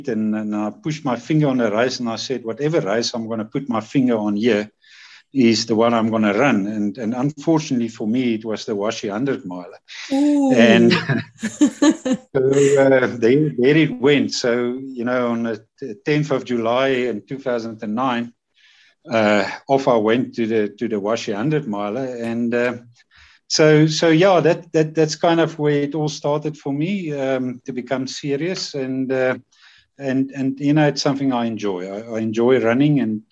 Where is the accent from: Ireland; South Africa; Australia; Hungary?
South Africa; Vryburg, North West; also born or lived in Johannesburg, South Africa; now in Pretoria, South Africa; I was born in Freiburg in the Northern Cape, and so I grew up there in town and on the farms around there.